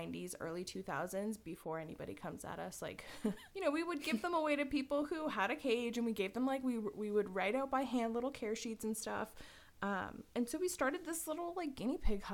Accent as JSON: {"language": "English", "country": "Poland", "second_language": "English", "moved": "yes", "said": "I'm Polish"}